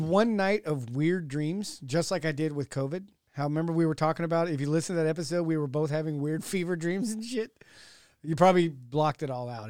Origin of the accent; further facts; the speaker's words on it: Modesto, California, United States; I was born in Modesto